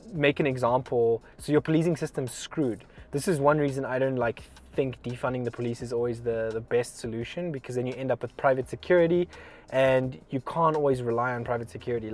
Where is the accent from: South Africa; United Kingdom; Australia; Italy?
South Africa; Nelspruit, Mpumalanga; now in United States; I'm from Nelspruit. It's a little town that's very much like a jungle.